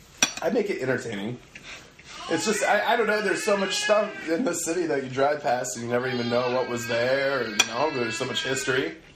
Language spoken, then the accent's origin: English; Minnesota, United States; now in Pacific Northwest, United States; I am from Minnesota.